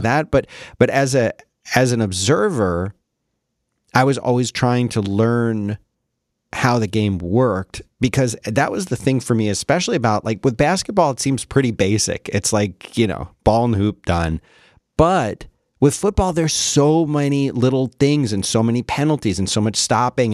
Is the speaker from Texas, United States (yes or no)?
no; Philadelphia, Pennsylvania, United States; growing up in Philly